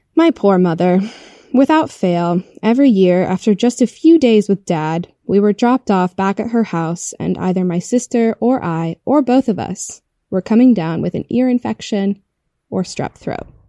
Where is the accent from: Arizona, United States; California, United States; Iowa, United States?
Iowa, United States; born or raised there